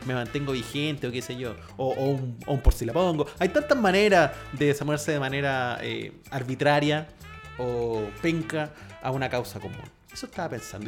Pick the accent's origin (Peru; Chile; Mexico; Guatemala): Chile; soy chileno